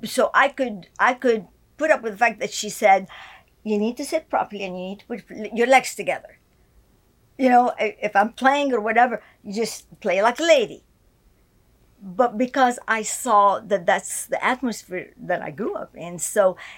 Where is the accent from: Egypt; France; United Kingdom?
Egypt; born there; Okay. I was born in Egypt to a Christian family.